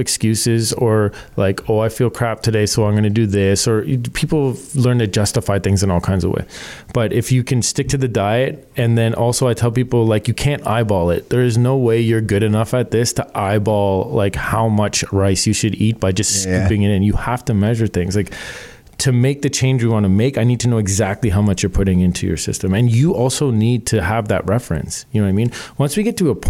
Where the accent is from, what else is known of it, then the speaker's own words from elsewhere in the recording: Canada; we're Canadian.